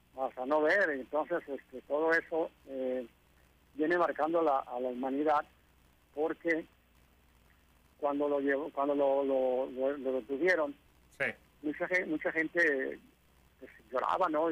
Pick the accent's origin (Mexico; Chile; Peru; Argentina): Mexico; Tijuana, Baja California; soy nativo de, de Tijuana